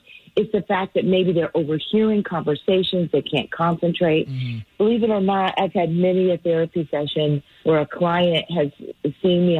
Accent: California, United States; moved away; I'm from California

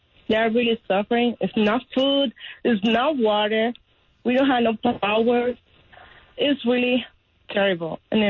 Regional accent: Cuba; moved away as an adult; now in Mississippi, United States; I am from Cuba, and I'm coming here to the United States about 5 years ago

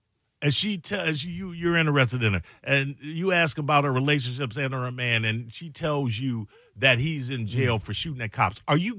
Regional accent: Chicago, Illinois, United States; I'm from Chi-Town.

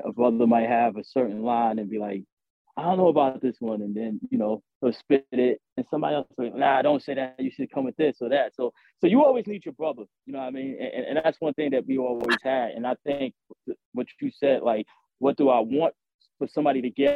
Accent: New York City, New York, United States; I'm from Southside, Queens, so I used to DJ at this spot right there on Linden and Liberty

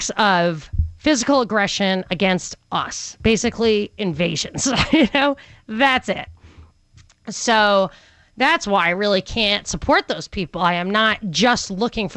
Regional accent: New York, United States; growing up in New York

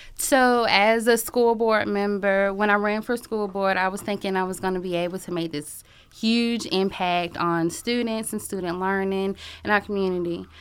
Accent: Athens, Georgia, United States; I am from Athens. I graduated from Clark Central in two thousand three

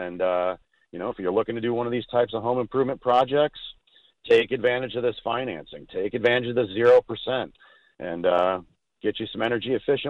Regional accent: San Diego, California, United States; San Diego is my hometown

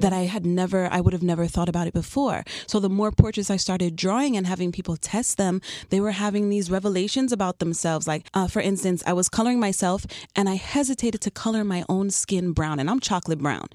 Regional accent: New York City, New York, United States; also born or lived in Chicago; now in Miami, United States; I've been in South Florida for ten years now, but I'm originally from Queens, New York

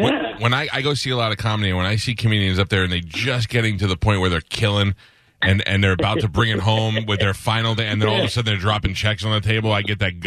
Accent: New York City, New York, United States; I grew up in Staten Island

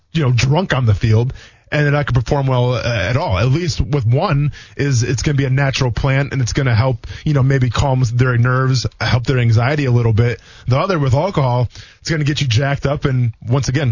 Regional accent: Wisconsin, United States; moved away; I'm from Wisconsin originally

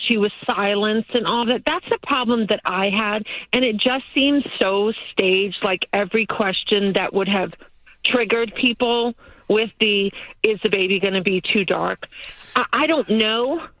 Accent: United States; also born or lived in United Kingdom; I said I am British, but I grew up here in America because my stepfather was in the military.

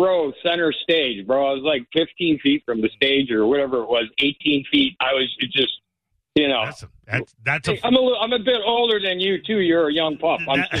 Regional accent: Cleveland, Ohio, United States; we're from Cleveland.

